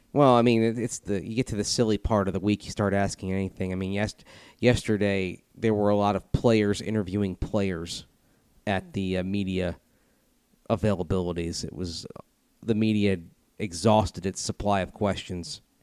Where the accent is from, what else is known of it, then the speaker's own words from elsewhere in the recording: Tampa, Florida, United States; being from Tampa